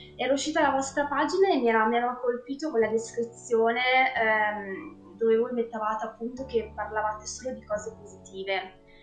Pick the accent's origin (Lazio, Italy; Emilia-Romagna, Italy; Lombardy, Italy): Emilia-Romagna, Italy; Medesano; vengo da Parma, in realtà da un paesino in provincia di Parma, eh, si chiama Medesano per l'esattezza